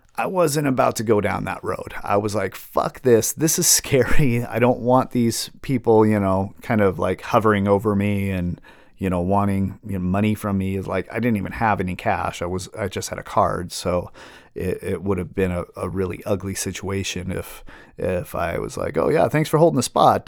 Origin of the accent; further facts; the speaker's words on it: Seattle, Washington, United States; Growing up in Seattle, um, you know, in the eighties and nineties and early two thousands